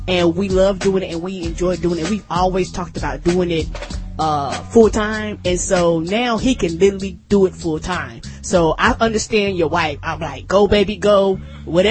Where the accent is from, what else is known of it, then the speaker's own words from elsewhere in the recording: the South, United States; I'm from the South